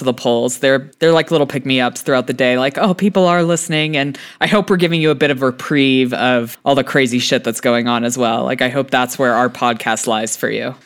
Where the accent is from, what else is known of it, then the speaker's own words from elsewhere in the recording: United States; also born or lived in United Kingdom; as a American who lived in Britain